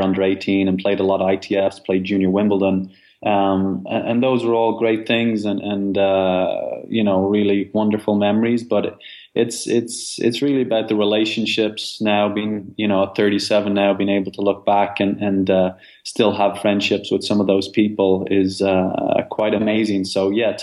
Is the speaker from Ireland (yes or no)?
yes; Dublin, Leinster, Ireland; I grew up in Dublin, Ireland